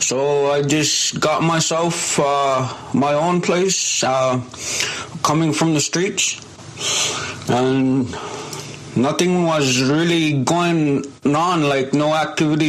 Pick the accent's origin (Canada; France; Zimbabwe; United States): Canada; Cape Dorset, Nunavut; I am from Cape Dorset, Nunavut